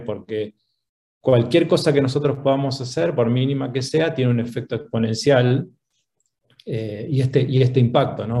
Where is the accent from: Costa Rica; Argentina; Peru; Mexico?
Argentina; moved away as an adult; now in Chile; Soy argentino. Hace doce años que vivo en Chile.